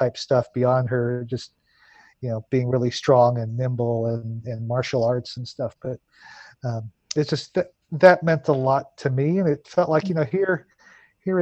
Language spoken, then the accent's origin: English; Houston, Texas, United States; I grew up in Houston, in Southeast Texas